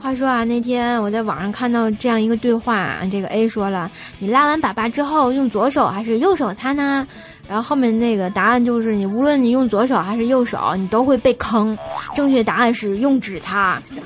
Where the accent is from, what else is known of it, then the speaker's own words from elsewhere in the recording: Tianjin, China; accent: Tianjin dialect; 我们天津话说得特别鲁